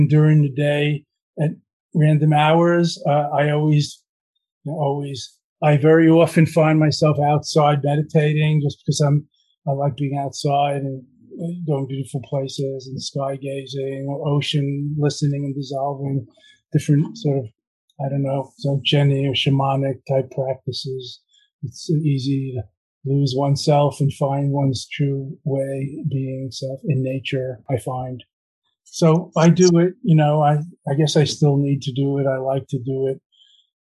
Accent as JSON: {"language": "English", "region": "New York", "country": "United States", "said": "I come from New York. I have a bit of a New York motor mind, motor mouth."}